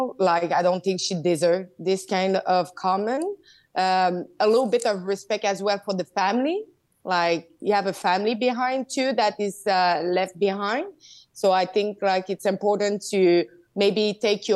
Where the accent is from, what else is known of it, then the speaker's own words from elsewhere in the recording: Quebec, Canada; I'm from Quebec.